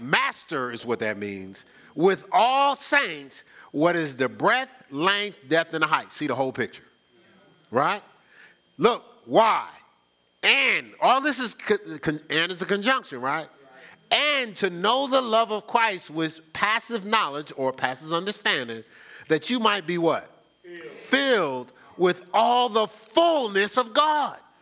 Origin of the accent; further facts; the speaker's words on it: Newark, New Jersey, United States; growing up in Newark, I didn't go to church